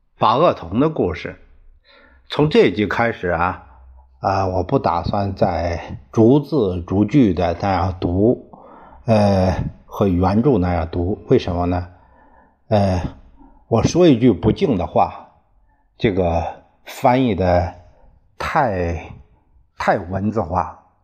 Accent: China; 就像我们中国人指天发誓

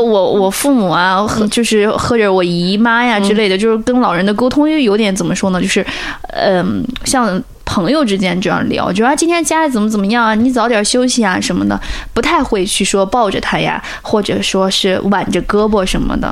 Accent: Jiaodong, Shandong, China; 我是胶东人

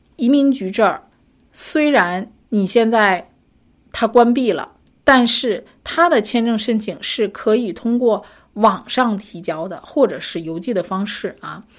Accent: China; 我们中国人

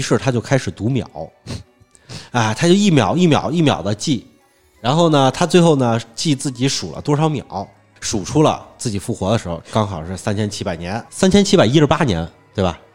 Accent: Hunan, China; 咱们湖湘文化似的，是耕读，我一边耕种一边读书这种

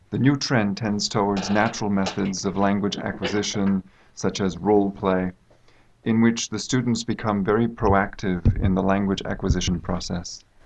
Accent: United States; moved away as an adult; now in China; I come from the United States

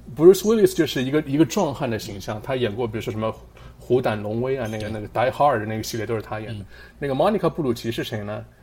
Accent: China; now in Pittsburgh, United States; 我们中国人

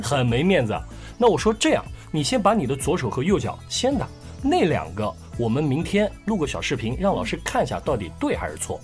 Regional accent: Hefei, Anhui, China; accent: Hefei dialect; 我们合肥话

